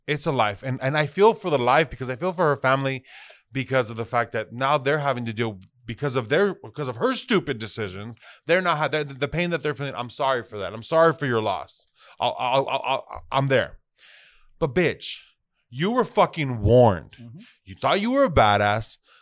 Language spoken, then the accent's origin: English; Phoenix, Arizona, United States; I was born in Phoenix, Arizona